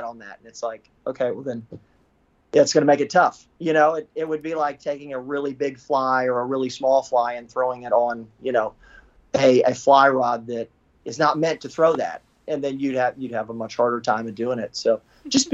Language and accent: English; Florida, United States; growing up in Florida